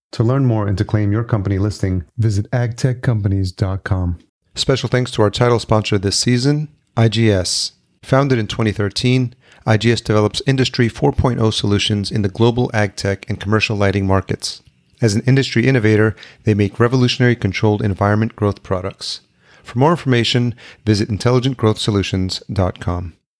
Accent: Yonkers, New York, United States; moved away as an adult; also born or lived in Los Angeles, United States; now in Minneapolis, United States; I grew up in Yonkers, New York, just outside uh, Manhattan

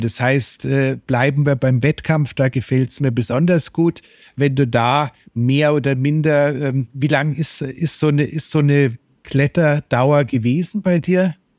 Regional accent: Germany; als Deutscher

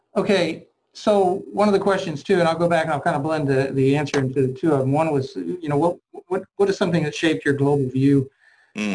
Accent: Cincinnati, Ohio, United States; I grew up in um, um, obviously Ohio and Cincinnati, Ohio

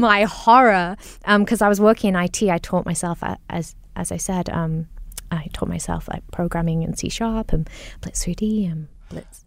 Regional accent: Singapore; accent: mishmash of both my parents; also born or lived in Nottingham, United Kingdom; growing up in Singapore or in the U K, um, 'cause I majored in the U K, I went to Nottingham U, University of Nottingham

